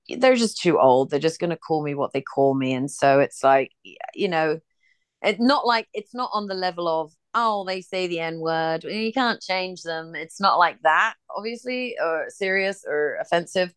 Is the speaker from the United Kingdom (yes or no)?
yes; England, United Kingdom; now in United States; I'm from England